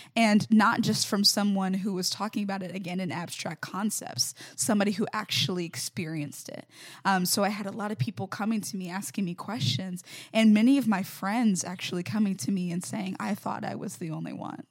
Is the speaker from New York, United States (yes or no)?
no; Mobile, Alabama, United States; I'm originally from Mobile, Alabama